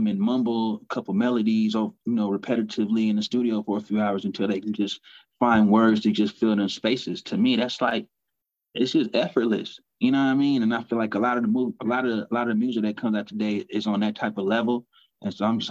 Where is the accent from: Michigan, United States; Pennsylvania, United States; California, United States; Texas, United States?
Texas, United States; Killeen; also born or lived in Panama; growing up in Texas